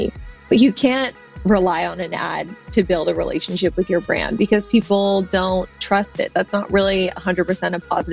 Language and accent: English; Tampa, Florida, United States; now in Santa Monica, United States; I am in Santa Monica, California, but I grew up in Tampa, Florida